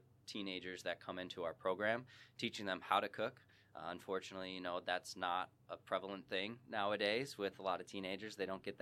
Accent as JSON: {"language": "English", "town": "Chicago", "region": "Illinois", "country": "United States", "tie": "born or raised there", "lives_now": "St. Charles, United States", "said": "I was born and raised in Chicago suburbs"}